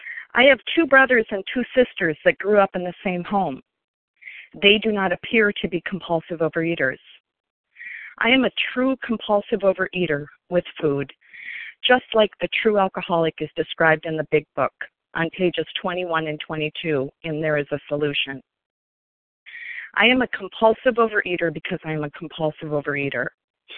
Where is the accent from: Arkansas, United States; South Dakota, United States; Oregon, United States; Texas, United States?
South Dakota, United States; Sioux Falls; also born or lived in Minnesota; I grew up in Sioux Falls, South Dakota, as the oldest of five